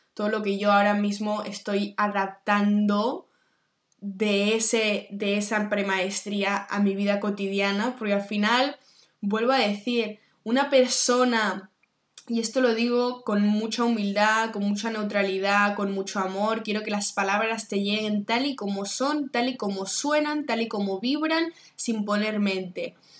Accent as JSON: {"language": "Spanish", "town": "Barcelona", "region": "Catalonia", "country": "Spain", "also_born_or_lived": "New York", "said": "soy de Barcelona"}